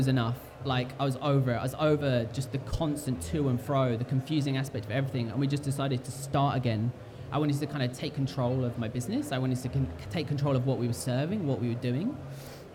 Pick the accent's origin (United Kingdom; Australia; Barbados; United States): United Kingdom; we're British